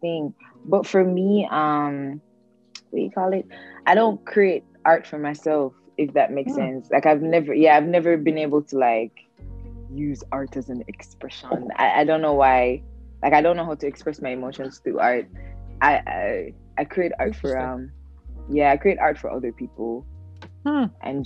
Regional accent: Jamaica; moved away; I grew up in Jamaica.

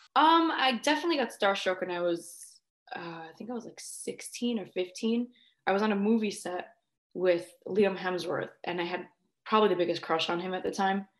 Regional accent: New York, United States; also born or lived in Florida; I'm from New York, but I'm in Florida a lot.

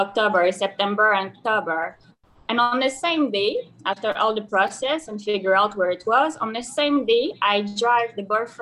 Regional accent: Canada; English is a second language; moved away as an adult; now in Dahab, Egypt; the last 8 years of my life in Canada, because I come from Canada

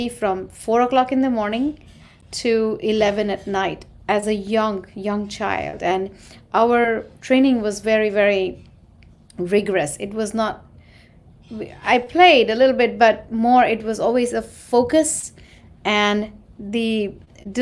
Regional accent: Mumbai, Maharashtra, India; moved away as an adult; now in New York, United States; I'm an Indian. I grew up in India and was raised there in Mumbai, a city.

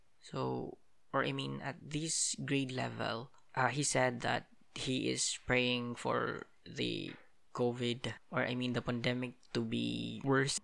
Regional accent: Philippines; I spent most of the days in the holidays in my hometown. And especially that, as I've mentioned from the previous episodes, that our area has been badly devastated by a strong typhoon, Typhoon Odette

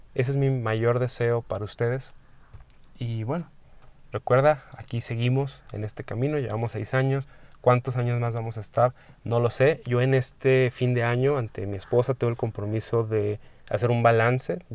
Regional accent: Mexico; como persona, como em, mexicano, como medio latino

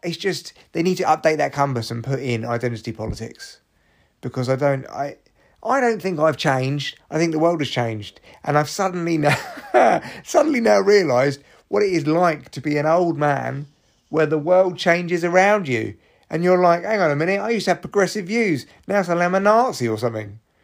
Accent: London, United Kingdom; I was from London

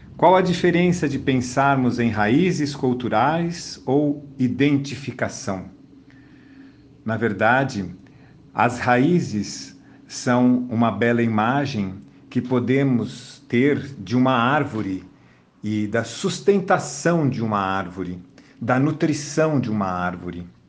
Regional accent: Brazil; aqui no Brasil, cada um dos brasileiros, já quando nasce, recebe um número chamado Cadastro de Pessoa Física, CPF. E isto nos identifica como brasileiros

